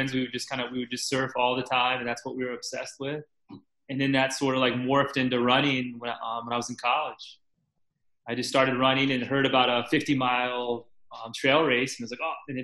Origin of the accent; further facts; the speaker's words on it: Virginia Beach, Virginia, United States; also born or lived in Richmond, Virginia; I grew up in Virginia Beach, Virginia